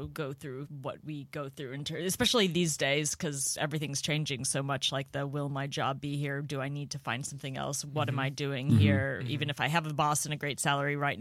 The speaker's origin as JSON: {"language": "English", "town": "St. Louis", "region": "Missouri", "country": "United States", "tie": "born or raised there", "moved": "as an adult", "lives_now": "Los Angeles, United States", "said": "when you came here from St. Louis"}